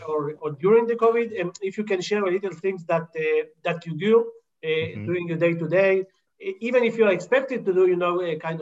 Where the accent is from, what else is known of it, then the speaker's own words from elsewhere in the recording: Argentina; I was born in Argentina